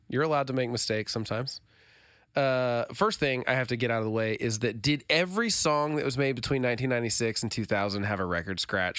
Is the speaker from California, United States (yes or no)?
no; Oklahoma, United States; I'm from Oklahoma. This is kind of strange.